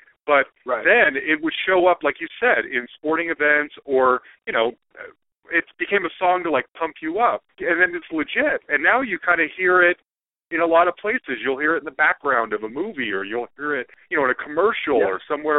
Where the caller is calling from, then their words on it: Denver, Colorado, United States; I'm calling you from Denver.